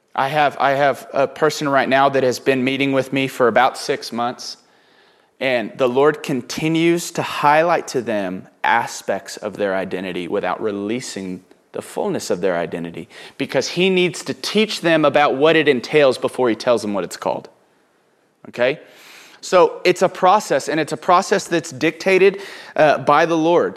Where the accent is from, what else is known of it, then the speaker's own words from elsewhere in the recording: Houston, Texas, United States; also born or lived in Oklahoma; growing up in Oklahoma, then Houston, in East Texas